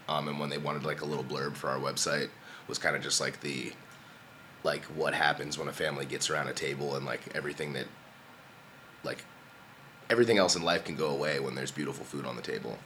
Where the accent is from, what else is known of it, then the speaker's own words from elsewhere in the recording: Columbia, Maryland, United States; moved away as an adult; also born or lived in Baltimore; I grew up like down in, in Columbia, uh, in Oakland Mills